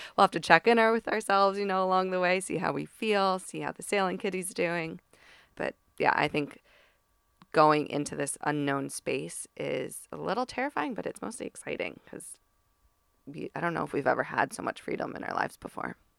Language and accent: English; East Coast, United States; moved away; I'm from the East Coast